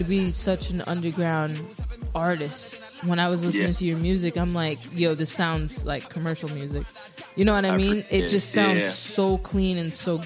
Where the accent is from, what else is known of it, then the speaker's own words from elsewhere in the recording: New York, United States; I'm from New York